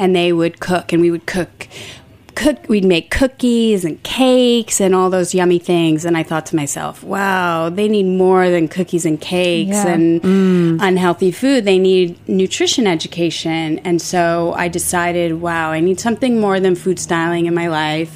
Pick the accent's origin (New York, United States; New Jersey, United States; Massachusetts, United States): New York, United States; Port Jefferson; also born or lived in Stony Brook, New York; I grew up on Long Island